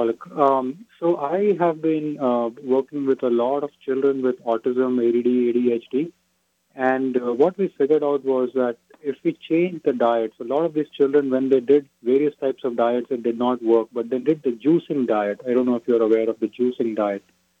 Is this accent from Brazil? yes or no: no; India; now in Texas, United States; I'm Indian. I actually came to faith to Jesus recently.